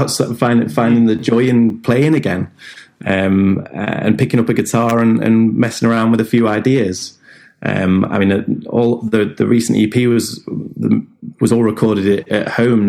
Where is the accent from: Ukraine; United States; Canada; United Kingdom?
United Kingdom; Lincolnshire, East Midlands; now in Newcastle, United Kingdom; we're based in Newcastle, up in the northeast. Been based up here for a little while now, but originally Lincolnshire